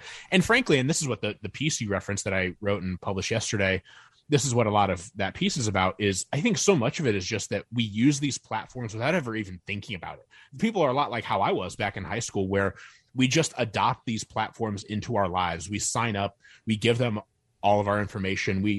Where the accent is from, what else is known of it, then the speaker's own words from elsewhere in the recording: Northern Indiana, United States; I grew up in Northern Indiana